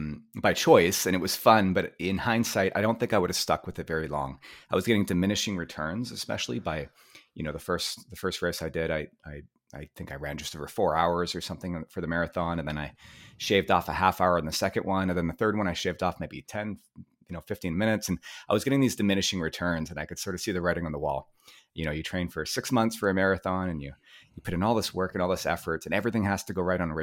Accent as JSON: {"language": "English", "town": "Vancouver", "region": "British Columbia", "country": "Canada", "tie": "born or raised there", "said": "I grew up here in Vancouver, British Columbia"}